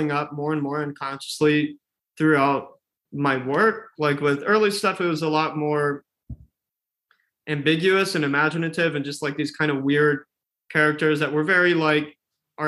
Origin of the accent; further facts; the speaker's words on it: Texas, United States; also born or lived in San Antonio, Texas; now in Chicago, United States; I grew up in Texas for a while